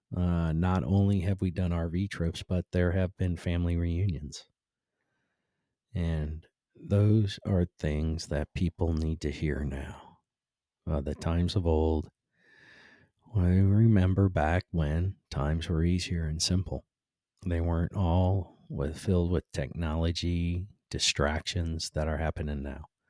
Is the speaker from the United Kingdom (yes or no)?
no; Cleveland, Ohio, United States; moved away; born and raised in Cleveland like I was